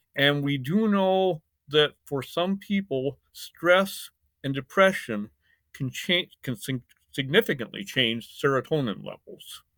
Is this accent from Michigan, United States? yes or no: yes; Michigan, United States; also born or lived in Indiana / Taiwan / Caribbean; now in Summerville, South Carolina, United States; I was born in Michigan. in the United States and grew up in Michigan and Indiana